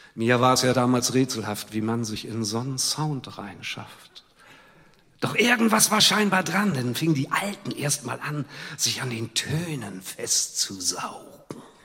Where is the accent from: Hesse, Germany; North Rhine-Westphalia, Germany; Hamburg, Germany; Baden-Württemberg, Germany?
Hamburg, Germany; Ich komme ja weiter aus dem Süden, ich bin in Wilhelmsburg geboren.